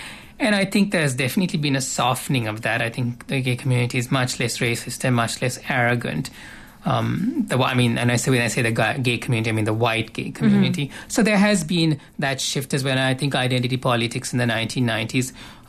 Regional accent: Canada; the reality of my, like, being Canadian in the way I'm Canadian.

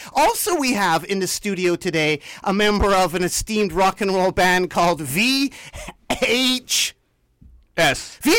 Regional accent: Vancouver, British Columbia, Canada; Because in Vancouver, it's like we're from Vancouver, British Columbia, Canada.

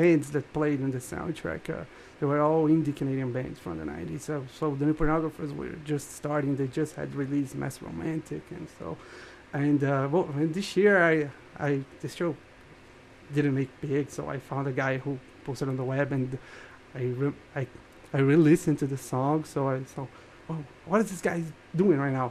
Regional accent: Rio de Janeiro, Brazil; now in Brasilia, Brazil; I'm from Rio de Janeiro, Brazil, but I live in Brasilia

